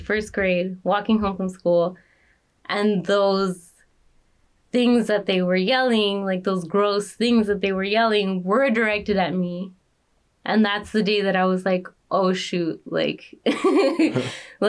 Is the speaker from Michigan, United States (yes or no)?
no; Los Angeles, California, United States; I grew up in Pacoima